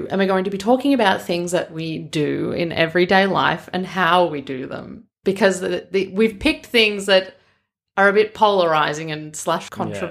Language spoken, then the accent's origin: English; Boston, Massachusetts, United States; I'm from Boston.